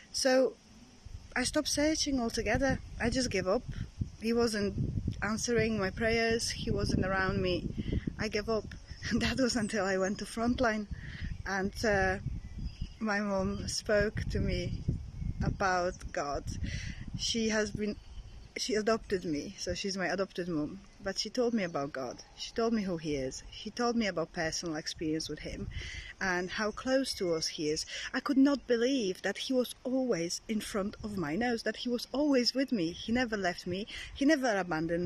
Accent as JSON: {"language": "English", "country": "Poland", "tie": "born or raised there", "moved": "yes", "said": "I'm from Poland, and that country is very well known for strong Catholic background, and that's how I was brought up"}